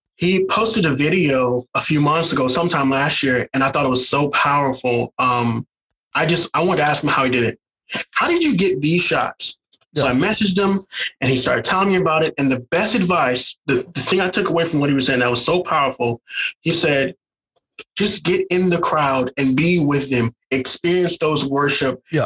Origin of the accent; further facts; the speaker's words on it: St. Louis, Missouri, United States; moved away as an adult; also born or lived in the South; now in California, United States; I'm originally from St. Louis, Missouri